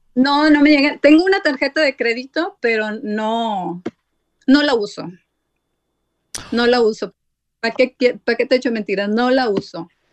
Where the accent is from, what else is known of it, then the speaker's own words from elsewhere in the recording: Sabinas Hidalgo, Nuevo León, Mexico; moved away; yo extraño mi México lindo y más sí porque casi somos paisanos. Yo soy de, de Sabinas Hidalgo, oh, Nuevo León